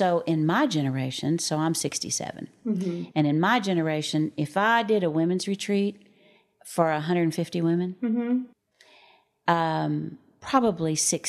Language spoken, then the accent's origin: English; New Jersey, United States; I'm from New Jersey. I'm 35 and I have two children. Raised Plymouth Brethren.